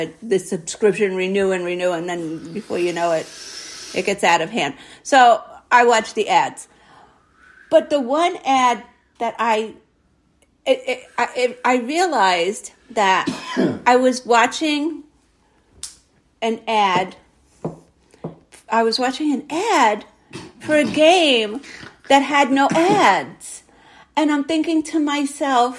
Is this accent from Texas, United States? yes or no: no; New York City, New York, United States; I grew up in Brooklyn